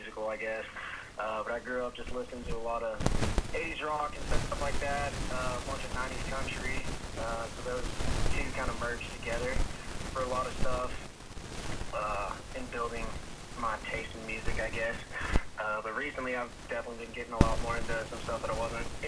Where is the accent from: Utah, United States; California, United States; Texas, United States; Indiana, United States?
Texas, United States; Lubbock; growing up in Lubbock is known for being one of the biggest music